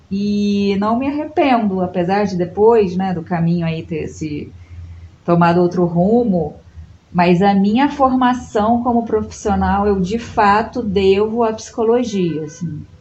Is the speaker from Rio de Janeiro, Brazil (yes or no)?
yes; Itaperuna, Rio de Janeiro, Brazil; born there; also born or lived in Macaé / Petrópolis; Então a gente já morou em uhum. Itaperuna, no interior do estado, que foi onde eu nasci. Depois a gente foi para Macaé, depois a gente foi para Petrópolis.